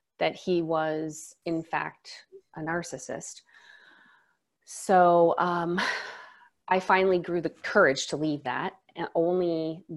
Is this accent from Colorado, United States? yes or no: no; Maui, Hawaii, United States; now in Seattle, United States; I'm from Maui, but I'm Seattle based